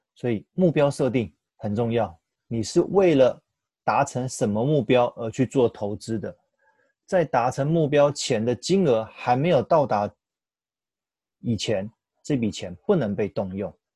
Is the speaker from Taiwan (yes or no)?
yes; Taiwan; 我们台湾人很习惯一窝蜂在投资上面追求热门的标的或当下明星产业